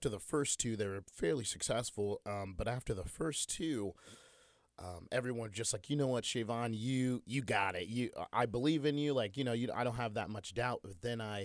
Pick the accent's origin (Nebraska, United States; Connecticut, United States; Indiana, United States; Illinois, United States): Indiana, United States; Muncie; born or raised there